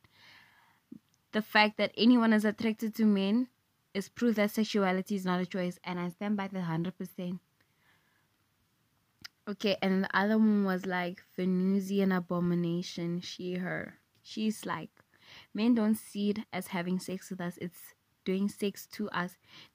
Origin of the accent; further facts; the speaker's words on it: South Africa; English is a second language; I'm South African, I'm not American